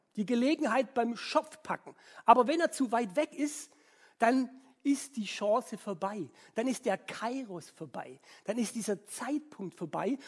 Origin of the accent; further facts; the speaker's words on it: Swabia, Germany; ich als Schwabe